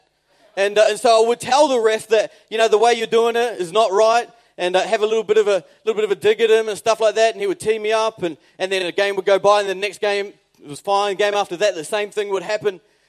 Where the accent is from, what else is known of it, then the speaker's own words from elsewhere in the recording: New Zealand; moved away; I'm a New Zealander